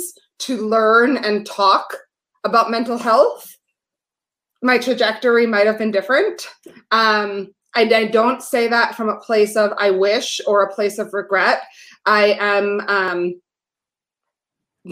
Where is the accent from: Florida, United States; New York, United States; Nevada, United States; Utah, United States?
New York, United States; New York City; I grew up in New York City